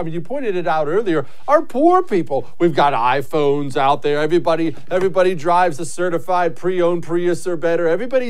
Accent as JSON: {"language": "English", "region": "Texas", "country": "United States", "said": "I'm from the Republican suburbs of Texas."}